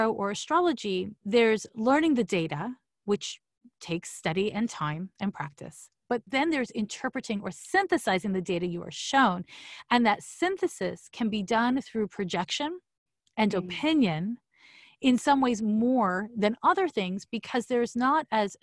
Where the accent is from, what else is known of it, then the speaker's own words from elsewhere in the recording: Quebec, Canada; moved away as an adult; also born or lived in San Francisco; I'm from Quebec, so it's CEGEP